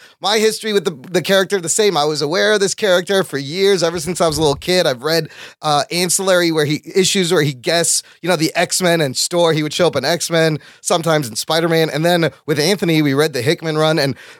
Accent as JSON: {"language": "English", "country": "Pakistan", "said": "because I'm a Pakistani and all the Pakistanis came from India."}